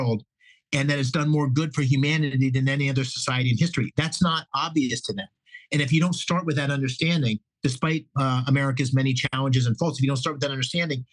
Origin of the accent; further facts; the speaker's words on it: Bloomsburg, Pennsylvania, United States; also born or lived in Pittsburgh; I actually grew up in Bloomsburg, which is up around Scranton, but I was born in Pittsburgh